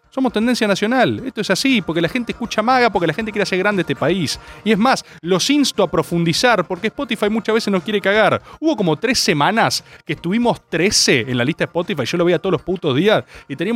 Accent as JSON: {"language": "Spanish", "region": "Buenos Aires", "country": "Argentina", "said": "Yo no voy a sacar una declaración antiporteño porque yo soy porteño. Yo vivo en la mejor ciudad de este país."}